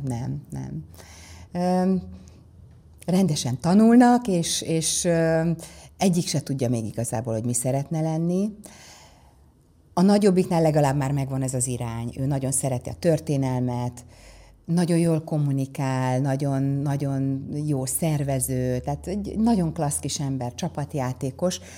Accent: Százhalombatta, Pest, Hungary; also born or lived in Ózd, Hungary; az édesapám a Dunai Hőerőműben Százhalombattán kapott egy nagyon jó mérnöki uh-huh. állást

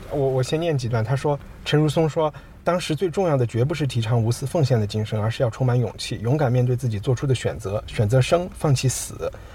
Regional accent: Chengdu, Sichuan, China; moved away as an adult; also born or lived in United Kingdom; 作为一个成都人和四川人

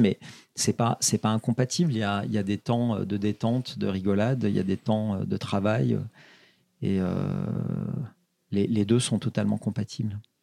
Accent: Saint-Étienne, Auvergne-Rhône-Alpes, France; je suis stéphanois, une ville très populaire

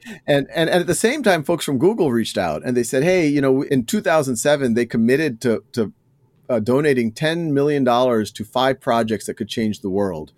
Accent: New Orleans, Louisiana, United States; moved away; also born or lived in Boston; I was born and raised in New Orleans

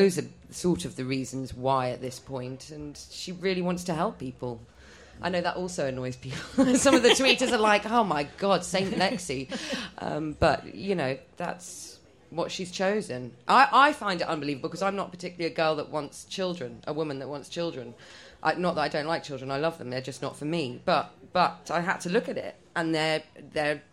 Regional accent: London, United Kingdom; first language Polish; English is a second language; I'm first generation English.

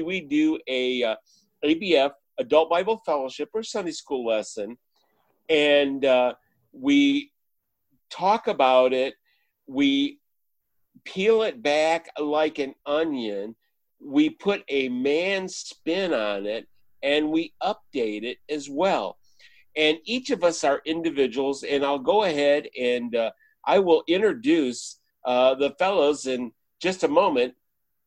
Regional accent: Michigan, United States; now in Texas, United States; I'm from Michigan, was raised on a farm

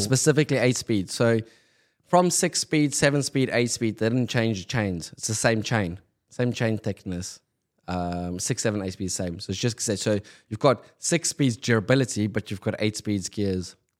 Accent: Pretoria, Gauteng, South Africa; moved away; growing up in South Africa, Pretoria, where I grew up, we've got no winter rainfall.

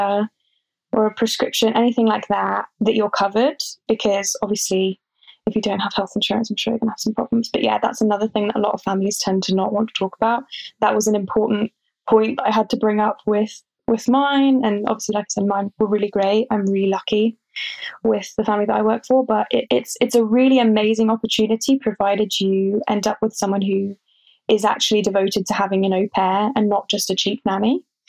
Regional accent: England, United Kingdom; they just know sometimes that I'm English. I don't know how they know.

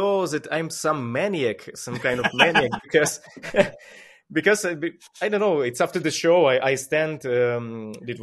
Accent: Ukraine; English is a second language; I am that guy from Ukraine

